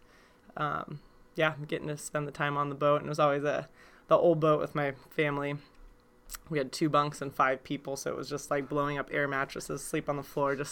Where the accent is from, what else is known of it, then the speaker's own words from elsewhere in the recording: Homer, Alaska, United States; I was born in Homer, Alaska, and my family fished